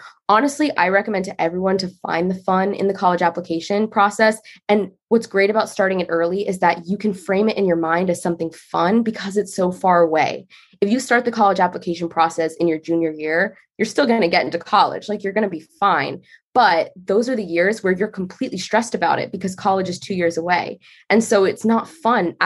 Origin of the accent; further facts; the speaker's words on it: Northern Virginia, United States; I'm from Northern Virginia